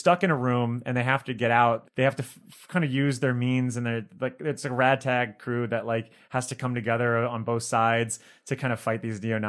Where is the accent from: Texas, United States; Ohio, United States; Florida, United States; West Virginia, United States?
Florida, United States; Miami; now in Chicago, United States; I'm originally from Miami, but I love the Midwest